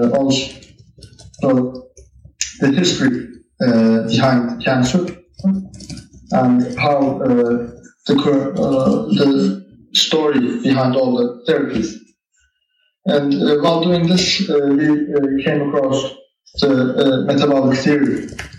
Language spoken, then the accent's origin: English; Istanbul, Turkey; also born or lived in United States; I was born and grew up in Istanbul